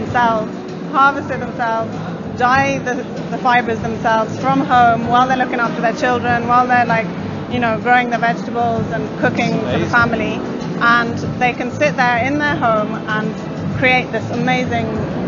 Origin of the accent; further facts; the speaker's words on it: Kenya; I grew up in Kenya, and I've been working in the fashion industry over there for the last 7 years